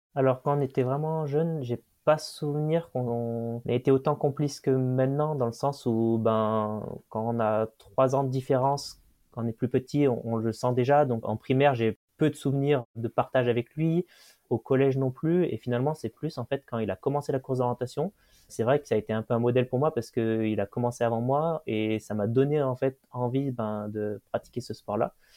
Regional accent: region around Saint-Étienne, Auvergne-Rhône-Alpes, France; je suis originaire d'une région autour de Saint-Étienne, donc un petit village chagnon où on a beaucoup de nature autour

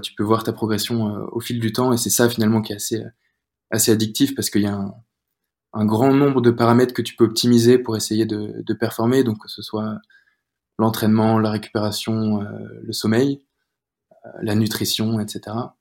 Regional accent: Rennes, Brittany, France; moved away as an adult; also born or lived in Angers / Paris; now in Nice, France; je suis rennais, je viens de, de Bretagne

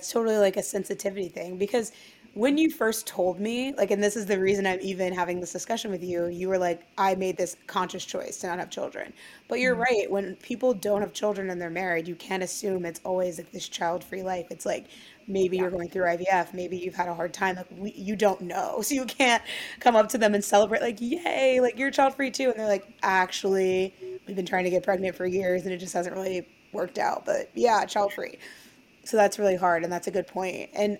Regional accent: Midwest, United States; you know, I'm from the Midwest originally

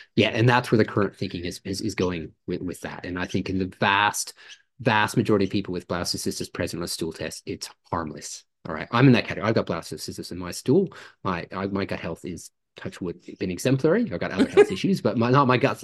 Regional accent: Canada; now in Australia; I grew up in Canada

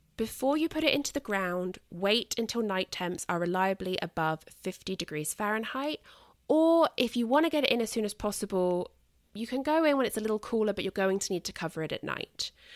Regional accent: United Kingdom; accent: British; I am British.

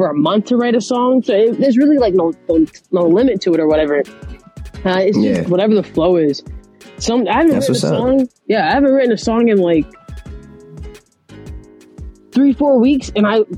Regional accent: Orlando, Florida, United States; now in Boston, United States; I am from Orlando, Florida, but I live in Boston, Massachusetts

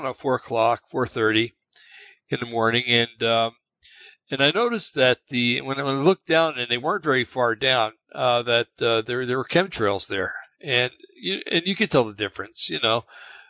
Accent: New Jersey, United States; I grew up in New Jersey

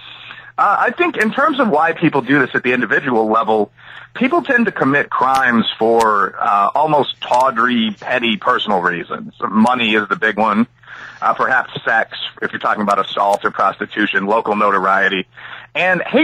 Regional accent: Chicago, Illinois, United States; the young professional neighborhood of my hometown, a city at least one of you guys has just visited

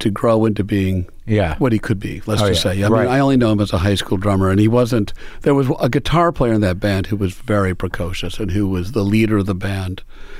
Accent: Milwaukee, Wisconsin, United States; moved away; I'm from Milwaukee.

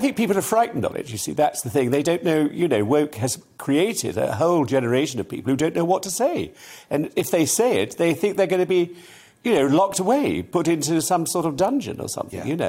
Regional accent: Salisbury, South West England, United Kingdom; I lived in Salisbury, I was brought up in Salisbury.

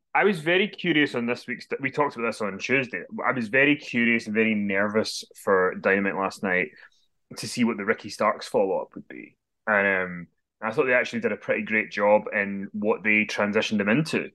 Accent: Glasgow, Scotland, United Kingdom; I'm from Glasgow, though. We all s, we swear we're a sweary people.

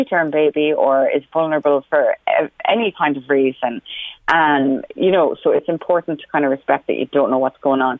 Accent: Roscommon, Connacht, Ireland; now in Meath, Ireland; Roscommon, my hometown, initially, until I moved to Meath

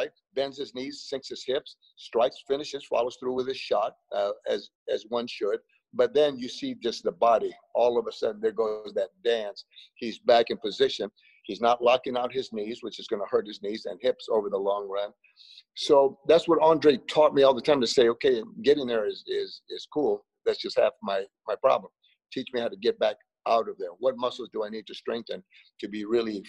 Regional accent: Los Angeles, California, United States; moved away; also born or lived in Frogtown, Los Angeles / Las Vegas; There's that little place growing up, and it's the area called Boyle Heights.

